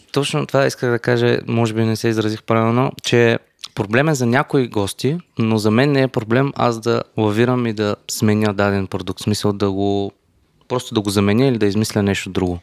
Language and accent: Bulgarian; Gabrovo, Gabrovo Province, Bulgaria; съм от Габро и всичко ми е българско